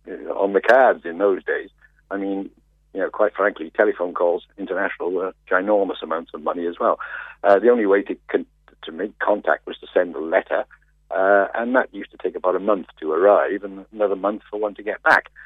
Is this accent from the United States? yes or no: no; United Kingdom; And we bumped into each other, uh, and being British, we felt we were British, the pair, the three of us, we became good friends.